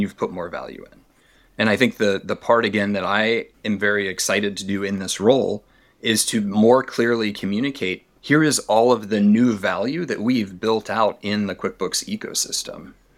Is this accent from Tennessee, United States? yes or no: yes; Tennessee, United States; I grew up in Tennessee